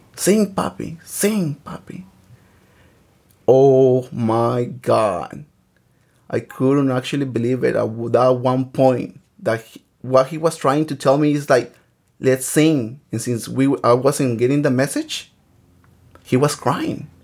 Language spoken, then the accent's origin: English; Michoacán, Mexico; now in Los Angeles, United States; I was born in the state of Michoacan